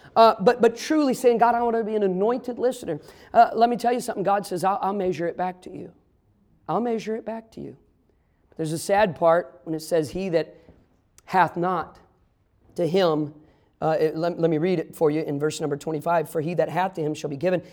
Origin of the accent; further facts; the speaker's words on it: Midwest, United States; I grew up in the Midwest. I'm a Midwesterner, but my family's all from the South